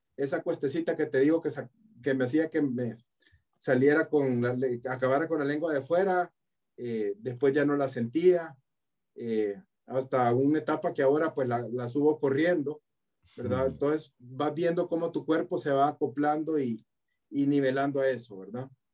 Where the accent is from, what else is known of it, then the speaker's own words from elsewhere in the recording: El Salvador; Yo soy salvadoreño